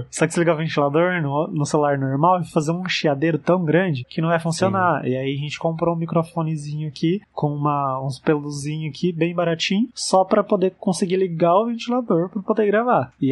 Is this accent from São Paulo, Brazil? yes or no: yes; interior of São Paulo, Brazil; do interior de São Paulo.